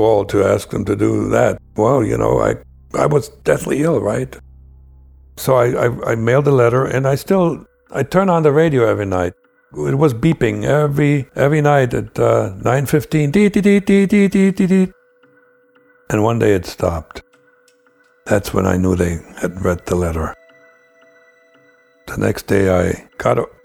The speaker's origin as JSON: {"language": "English", "country": "Germany", "moved": "as an adult", "lives_now": "United States", "said": "I really still had some loyalty towards my home country, East Germany"}